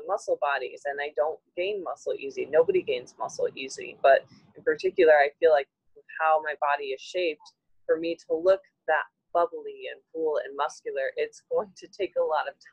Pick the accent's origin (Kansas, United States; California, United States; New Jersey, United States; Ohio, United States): Ohio, United States; I'm from Ohio